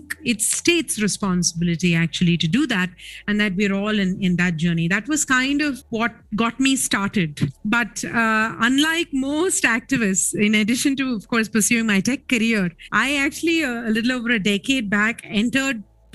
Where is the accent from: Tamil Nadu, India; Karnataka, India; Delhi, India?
Tamil Nadu, India; Chennai; I grew up in Chennai